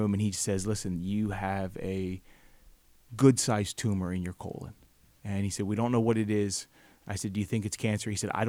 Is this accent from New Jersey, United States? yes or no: yes; New Jersey, United States; also born or lived in Florida / Brooklyn, New York; Well, I grew up in this area. I grew up in South Jersey.